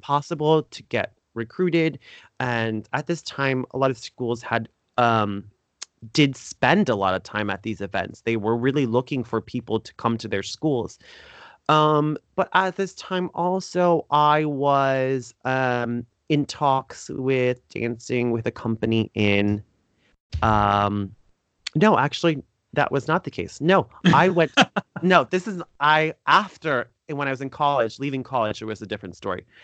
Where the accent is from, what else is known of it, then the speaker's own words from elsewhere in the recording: Fort Lauderdale, Florida, United States; Fort Lauderdale where I was born and raised